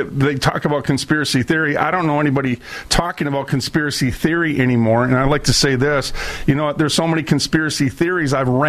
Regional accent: Minneapolis, Minnesota, United States; I was born and raised in Minneapolis, St. Paul, and I've been making a lot of waves in the state of Minnesota for 25 years

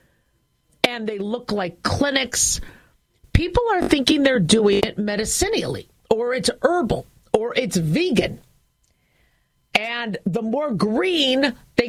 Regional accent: Nevada, United States; I'm from Nevada

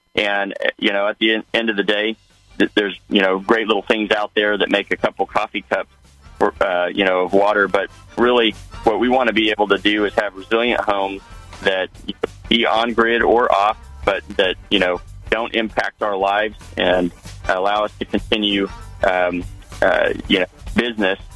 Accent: Osage County, Oklahoma, United States; moved away; I'm a farm boy. I grew up in Osage County, Oklahoma.

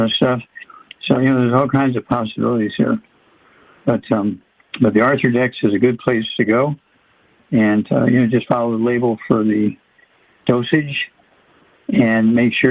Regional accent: Missouri, United States; my home state, Missouri.

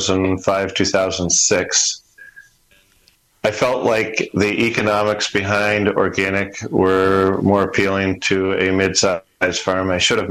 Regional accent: Vernon, Vermont, United States; born or raised there

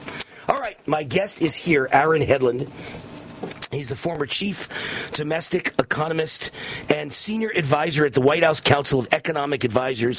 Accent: New York, United States; I'm from New York

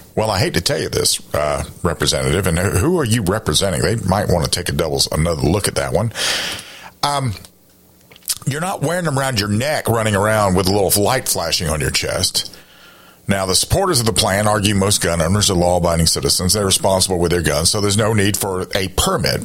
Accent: South Carolina, United States; my home state of South Carolina

